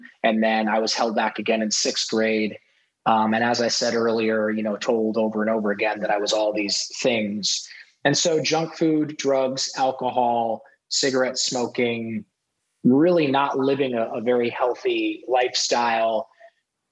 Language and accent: English; Ohio, United States; moved away; I grew up in Ohio, in a rural town in Ohio.